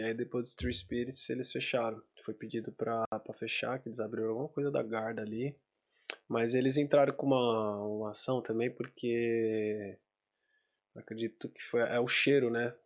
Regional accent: Brazil; moved away; eu saí do Brasil

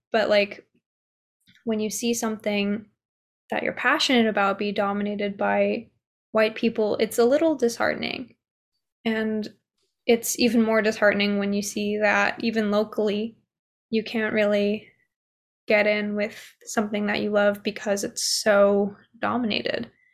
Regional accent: United States; I was born here in America

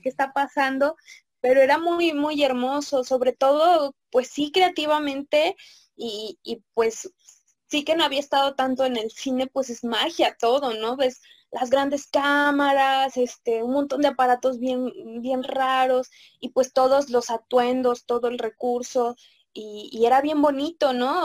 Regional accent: Mexico; como mexicanos

